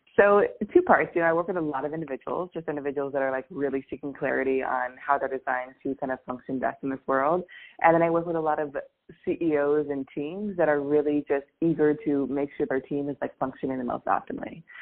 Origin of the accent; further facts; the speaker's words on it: Seattle, Washington, United States; moved away as an adult; also born or lived in New York; I'm from Seattle